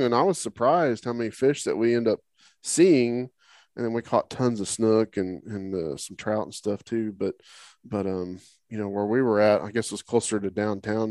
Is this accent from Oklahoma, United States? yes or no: yes; Oklahoma, United States; now in Texas, United States; I grew up in Oklahoma, you know, so it was all freshwater fishing